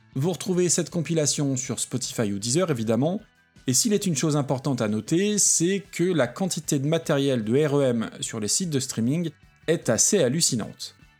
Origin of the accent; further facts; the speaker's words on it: France; en tant que Français pas forcément doué avec les langues